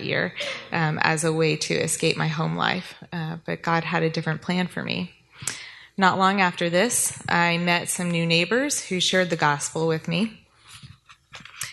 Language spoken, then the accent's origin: English; New Orleans, Louisiana, United States; I grew up in New Orleans, Louisiana, with an older sister and a younger brother in a very strict Jewish household.